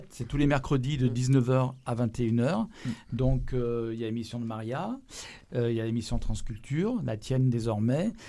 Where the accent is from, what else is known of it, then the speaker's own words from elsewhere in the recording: Nantes, Pays de la Loire, France; moved away as an adult; now in Lyon, France; Non, je suis nantaise.